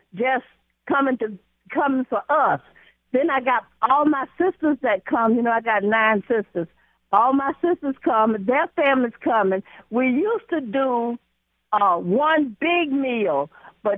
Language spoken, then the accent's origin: English; Elba, Alabama, United States; moved away; I was born in Elba, Alabama 79 years ago.